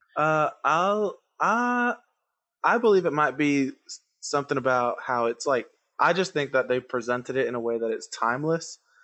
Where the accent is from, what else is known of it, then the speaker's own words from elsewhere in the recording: Puerto Rico; English is a second language; I grew up in Puerto Rico, and I didn't learn to speak English till I was, like, eight years old.